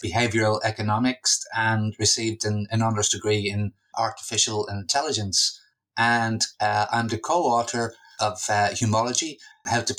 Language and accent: English; Dublin, Leinster, Ireland; moved away as an adult; also born or lived in London / Australia; I've recently returned to my hometown of Dublin from Australia